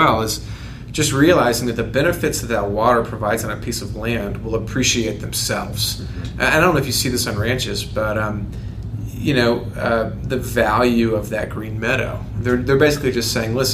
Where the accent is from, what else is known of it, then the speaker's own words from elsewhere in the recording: Texas, United States; moved away as an adult; now in Colorado, United States; I'm really from Texas, and went to Texas A&M, and I never liked Texas that much when I lived there, and I left